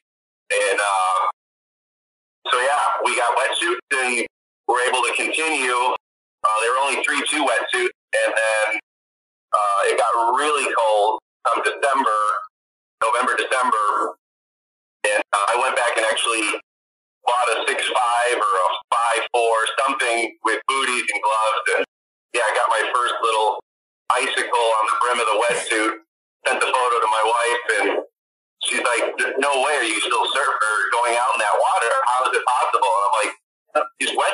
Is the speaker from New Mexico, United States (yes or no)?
no; Chicago, Illinois, United States; moved away as an adult; now in Sheboygan, United States; I was born and raised in Chicago on the north side